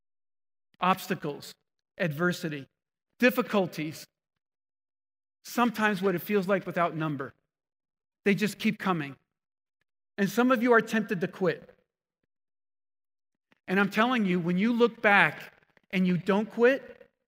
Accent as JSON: {"language": "English", "region": "New Jersey", "country": "United States", "tie": "born or raised there", "said": "I grew up in New Jersey"}